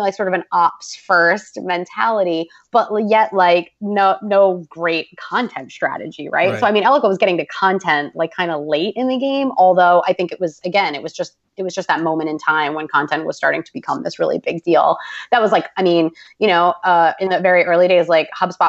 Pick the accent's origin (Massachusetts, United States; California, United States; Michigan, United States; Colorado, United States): Massachusetts, United States; Boston; I'm from Boston.